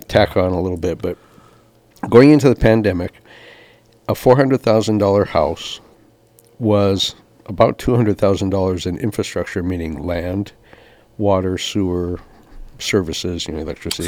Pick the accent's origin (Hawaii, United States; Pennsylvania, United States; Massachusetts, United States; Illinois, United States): Hawaii, United States; Kapaa; When I was born here in Kapau, we had like 60,000 people on the island